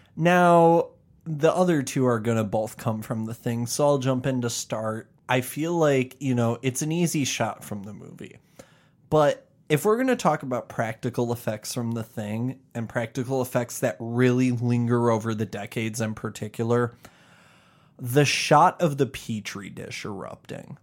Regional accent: Chicago, Illinois, United States; we're from the Chicagoland area

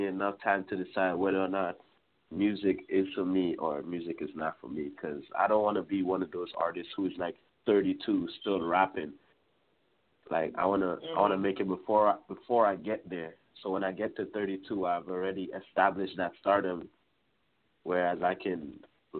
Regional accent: Trinidad & Tobago; now in Brampton, Canada; originally I'm from Trinidad, so our lifestyle is completely different than here

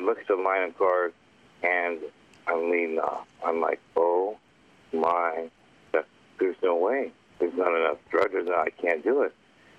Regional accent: Canada; Yeah, I'm actually Canadian.

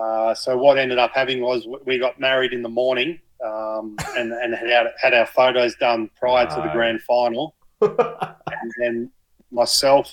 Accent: Narrabri, New South Wales, Australia; moved away; I am from Narrabri

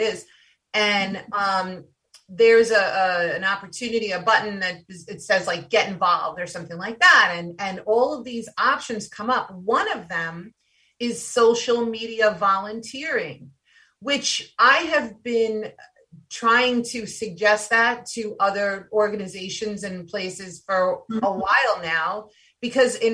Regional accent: New York, United States; I'm from New York

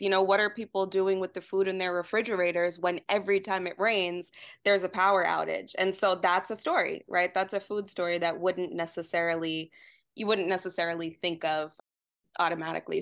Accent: New York, United States; moved away as an adult; now in Detroit, United States; growing up in New York

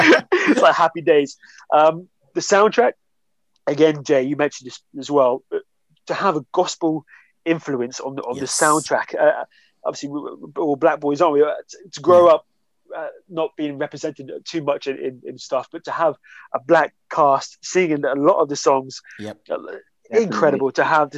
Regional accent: Hemsby, East of England, United Kingdom; I grew up in Hemsby

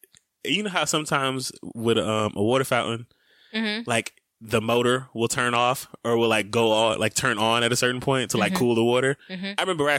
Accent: Scottsdale, Arizona, United States; I'm from Scottsdale. We mispronounce stuff on purpose.

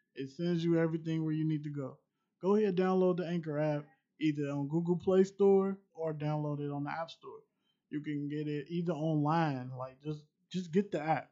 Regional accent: Cincinnati, Ohio, United States

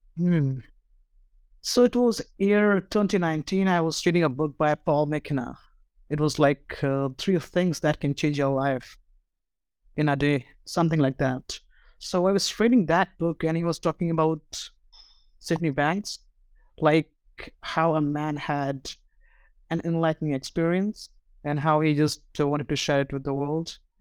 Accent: India; I'm from India

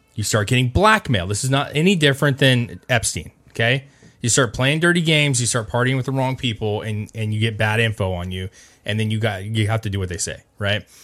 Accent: United States; as an American

